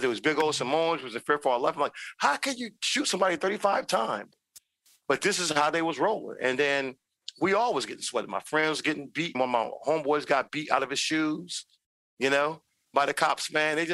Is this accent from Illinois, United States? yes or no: no; Long Beach, California, United States; my hometown and back in Long Beach, California